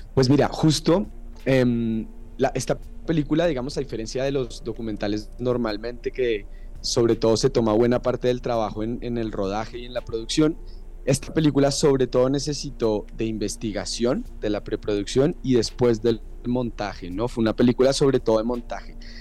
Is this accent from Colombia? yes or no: yes; Colombia; moved away as an adult; now in Mexico City, Mexico; yo soy colombiano